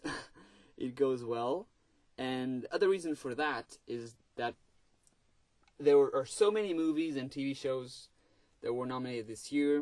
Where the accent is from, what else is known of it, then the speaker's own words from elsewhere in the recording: Portugal; English is a second language; I'm Portuguese, English is not my first language